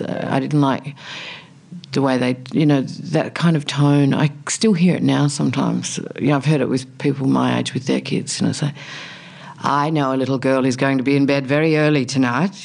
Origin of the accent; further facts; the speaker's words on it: South Australia, Australia; moved away; also born or lived in Alice Springs; I grew up in a tiny country town in South Australia